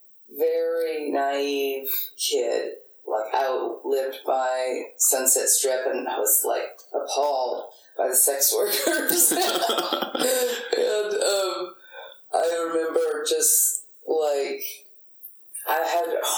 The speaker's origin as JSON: {"language": "English", "town": "Lake Jackson", "region": "Texas", "country": "United States", "tie": "born or raised there", "said": "rural-ish, down on the coast, south of Houston, Lake Jackson area, Dow Chemical, brought in a lot of folks that were, I think more progressive, thank God, than when I was born in East Texas in the Piney Woods. We moved to Lake Jackson when I was 7"}